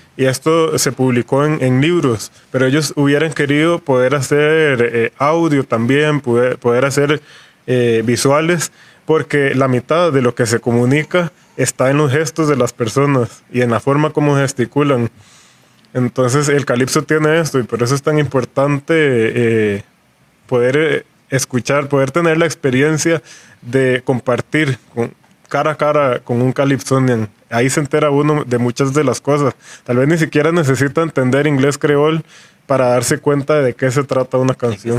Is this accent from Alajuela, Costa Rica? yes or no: no; San José, Costa Rica; Yo crecí en San José